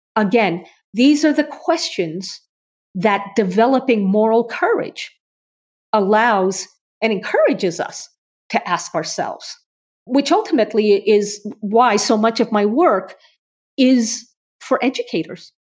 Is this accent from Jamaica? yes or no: no; Canada; I'm Canadian